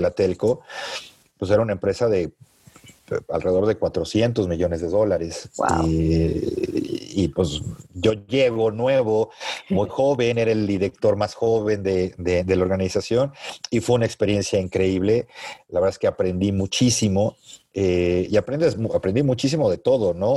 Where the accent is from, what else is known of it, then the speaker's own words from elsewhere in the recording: Mexico; como buen mexicano, ¿no? Tienes tus raíces bien puestas en México y amas a tu país